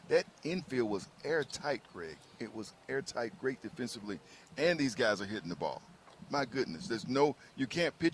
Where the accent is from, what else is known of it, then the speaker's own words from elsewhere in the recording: Birmingham, Alabama, United States; now in Atlanta, United States; Growing up in Birmingham, it's a tradition.